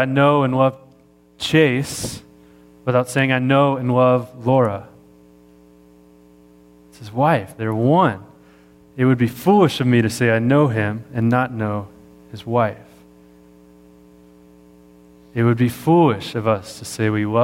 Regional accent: Texas, United States; moved away; I'm from Texas

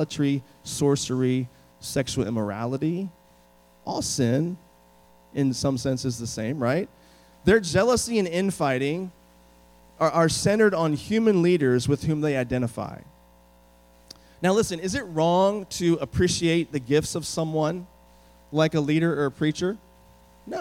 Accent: United States; now in Texas, United States; I grew up like an hour from the city, and I grew up in the sticks, in the middle of nowhere

